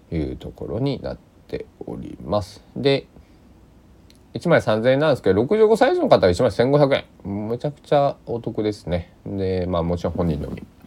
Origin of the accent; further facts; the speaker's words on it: Susaki, Kochi, Japan; 僕の地元の